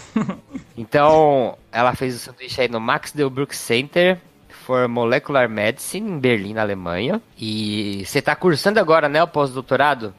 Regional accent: São Paulo, Brazil; sou de São Paulo

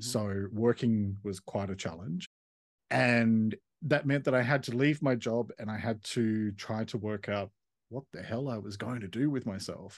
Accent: Sydney, New South Wales, Australia; moved away as an adult; also born or lived in Melbourne; I grew up in Sydney and then around the age of twenty-five moved to Melbourne

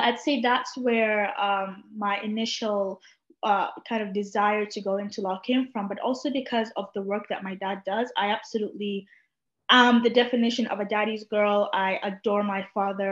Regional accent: Sudan; first language Arabic; English is a second language; now in London, United Kingdom; I'd come from Sudan, like it is 40 degrees and up all around.

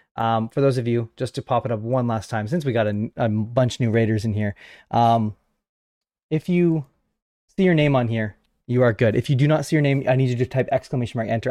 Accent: Canada; I am a Canadian podcaster

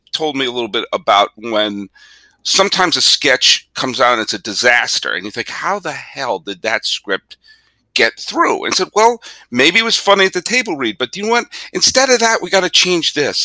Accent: Massachusetts, United States; also born or lived in Geneva, Switzerland; my family in 1981, because of my dad's job, we moved from Massachusetts to Switzerland for 2 years

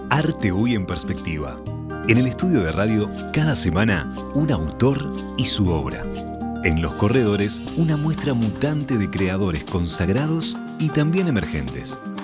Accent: San José de Mayo, San José, Uruguay; vengo de San José

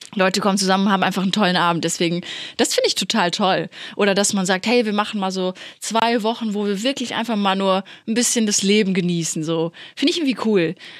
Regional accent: Plettenberg, North Rhine-Westphalia, Germany; accent: Ruhrpott slang; das Sauerland, wo ich herkomme, Plettenberg, liegt ja schon eher so Richtung Ruhrpott gelegen. Deswegen habe ich ja auch so ein bisschen diesen Slang manchmal drin

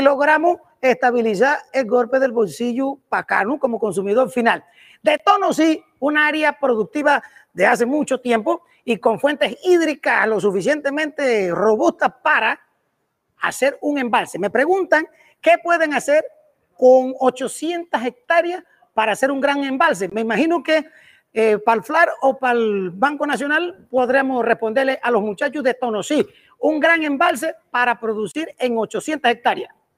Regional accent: Los Santos, Panama; En Los Santos, mi tierra querida

